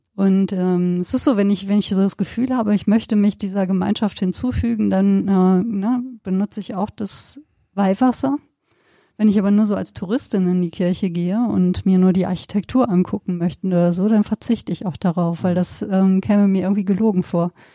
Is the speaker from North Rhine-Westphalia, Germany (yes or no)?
yes; Sauerland, North Rhine-Westphalia, Germany; now in Cologne, Germany; habe ja auch meine, meine Kindheit da auf dem Land verbracht, dann im Sauerland